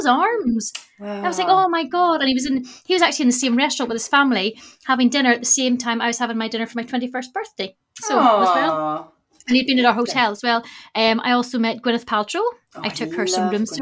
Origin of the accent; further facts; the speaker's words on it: Northern Ireland, United Kingdom; moved away as an adult; also born or lived in Glasgow; I am actually originally from Northern Ireland. But I moved to Glasgow when I was 19 because I went to uni there.